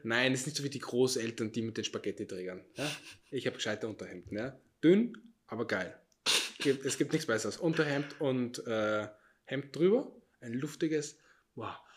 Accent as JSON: {"language": "German", "country": "Austria", "said": "Ich bin Österreicher."}